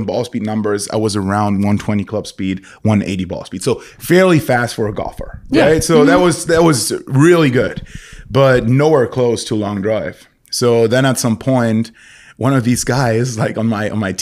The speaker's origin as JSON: {"language": "English", "town": "Paderborn", "region": "North Rhine-Westphalia", "country": "Germany", "tie": "born or raised there", "second_language": "English", "moved": "yes", "lives_now": "Munich, Germany", "said": "I grew up in Germany"}